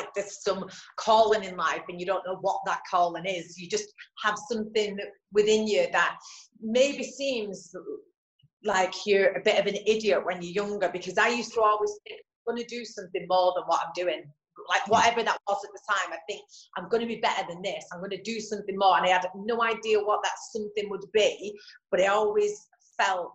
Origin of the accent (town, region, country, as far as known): Bolton, North West England, United Kingdom; born or raised there